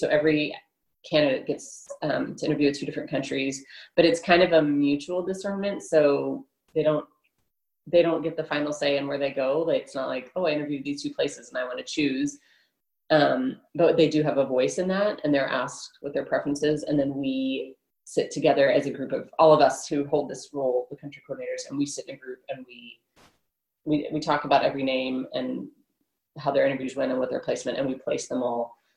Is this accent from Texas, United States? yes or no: yes; Houston, Texas, United States; also born or lived in California; I was born in Houston and grew up as a young child here